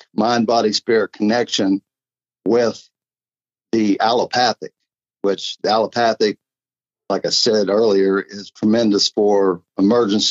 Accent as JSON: {"language": "English", "town": "Clarksburg", "region": "West Virginia", "country": "United States", "tie": "born or raised there", "also_born_or_lived": "Salem, West Virginia", "said": "I'm originally Clarksburg. I grew up in the Clarksburg area."}